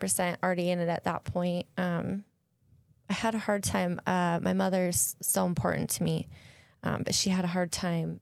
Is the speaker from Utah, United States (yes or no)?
yes; Salt Lake City, Utah, United States; moved away; I grew up in Salt Lake